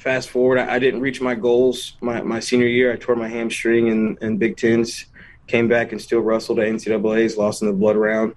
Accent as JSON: {"language": "English", "area": "an hour from NC State", "region": "North Carolina", "country": "United States", "tie": "born or raised there", "also_born_or_lived": "Wisconsin", "moved": "as an adult", "said": "I'm an hour away from my hometown right now."}